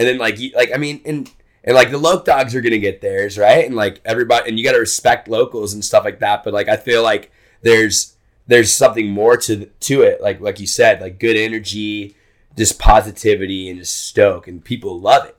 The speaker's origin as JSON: {"language": "English", "region": "Texas", "country": "United States", "also_born_or_lived": "Hawaii", "moved": "as an adult", "said": "I'm from Texas"}